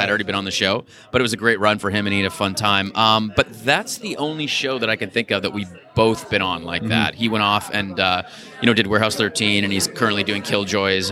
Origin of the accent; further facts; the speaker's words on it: Toronto, Ontario, Canada; I grew up in Toronto